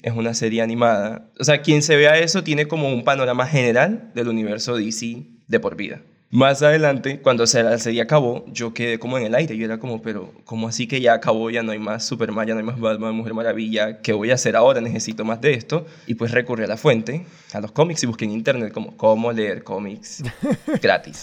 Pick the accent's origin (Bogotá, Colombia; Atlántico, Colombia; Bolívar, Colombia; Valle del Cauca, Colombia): Atlántico, Colombia; Barranquilla; born or raised there